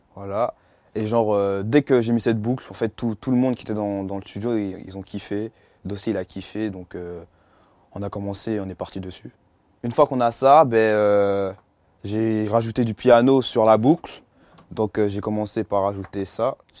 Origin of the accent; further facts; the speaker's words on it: Étampes, Île-de-France, France; also born or lived in Martinique; Je prends des cours dans un conservatoire de musique dans ma ville à Étampes.